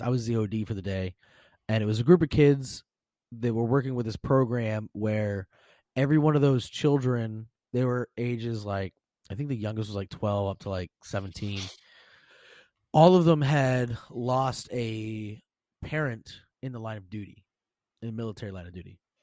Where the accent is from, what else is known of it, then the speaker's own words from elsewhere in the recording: Pennsylvania, United States; I'm obviously from Pennsylvania